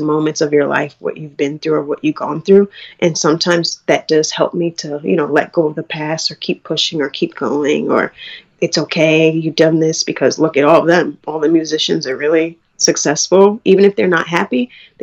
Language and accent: English; New York City, New York, United States; also born or lived in Long Island; I grew up in Queens.